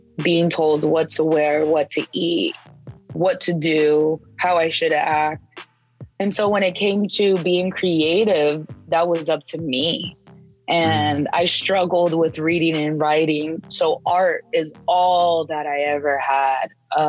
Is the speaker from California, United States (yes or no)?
yes; San Diego, California, United States; In San Diego.